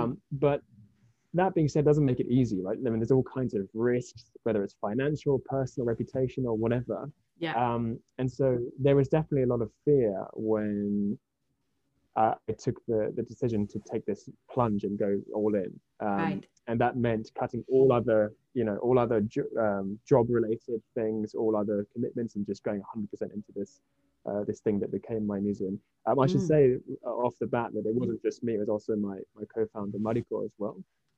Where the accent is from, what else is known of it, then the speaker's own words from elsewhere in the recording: Japan; also born or lived in United Kingdom; I was born here in Japan in the late 80s. And my mother is Japanese, and my father is from the UK. And I kind of grew up between the two countries